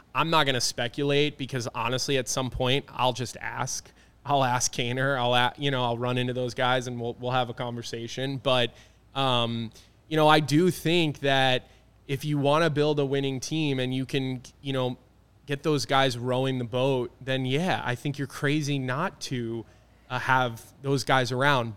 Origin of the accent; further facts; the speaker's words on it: Philadelphia, Pennsylvania, United States; moved away; growing up in Philadelphia, being an Eagles fan